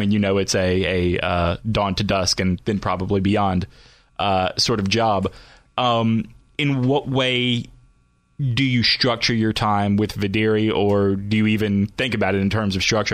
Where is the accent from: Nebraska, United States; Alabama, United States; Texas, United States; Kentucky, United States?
Alabama, United States; moved away; I grew up in Alabama, so a lot of friends and family still down there.